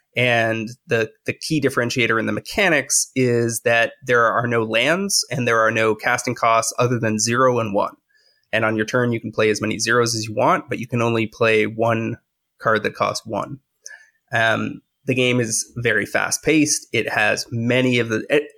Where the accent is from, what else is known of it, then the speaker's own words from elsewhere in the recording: Canada; I'm a Canadian